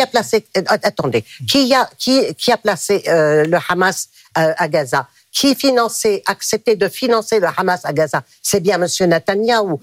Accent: Lebanon; now in France; Je suis libanaise

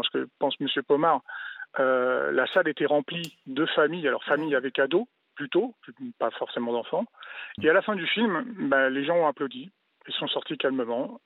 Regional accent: Île-de-France, France; also born or lived in Bouches-du-Rhône, near Aix-en-Provence; now in Aix-en-Provence area, France; je suis déjà originaire de l'île de France et quartier et donc maintenant, je vis dans le sud

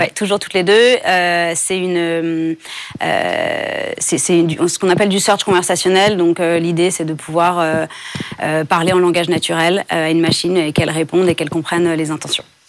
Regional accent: France; j'ai grandi en France

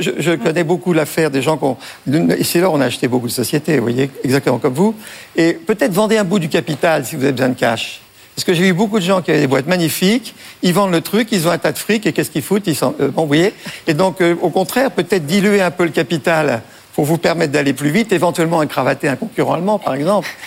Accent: Breton, Brittany, France; on est breton

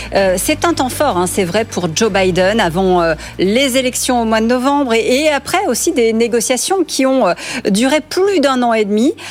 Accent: France; ici chez nous en France

